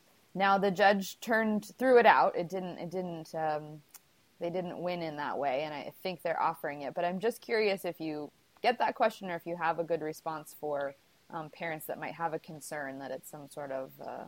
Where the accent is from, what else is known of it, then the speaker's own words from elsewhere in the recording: San Diego, California, United States; I'm from San Diego